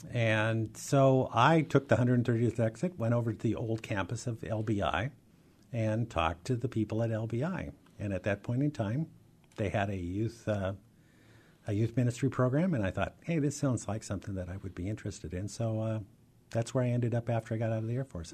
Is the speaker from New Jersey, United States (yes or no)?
no; Seattle, Washington, United States; also born or lived in Ellensburg, Washington / Highline School District, Washington; I grew up in the Rainier Valley